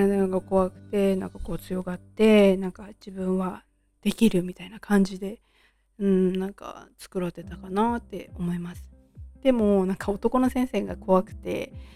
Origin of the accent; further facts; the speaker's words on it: Tochigi, Japan; 私はもう今も栃木県に住んでいて、えー、と生まれも栃木県です